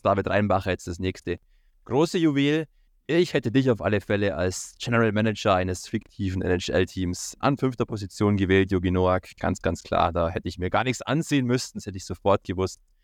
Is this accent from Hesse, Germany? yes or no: no; Bavaria, Germany; bei uns in Bayern